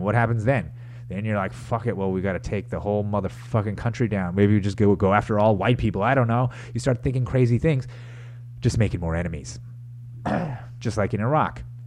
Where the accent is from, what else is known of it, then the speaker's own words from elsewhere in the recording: United States; I'm an American